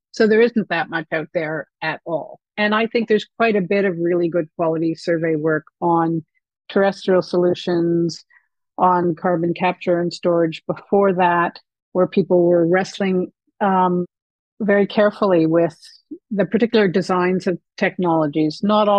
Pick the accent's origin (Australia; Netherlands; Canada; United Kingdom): Canada; to me being very Canadian.